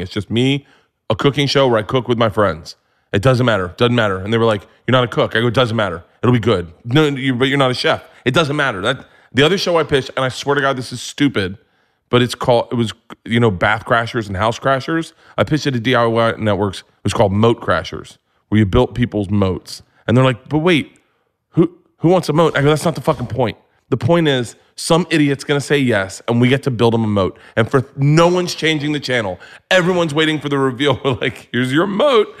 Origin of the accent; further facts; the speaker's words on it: Florida, United States; I grew up in Florida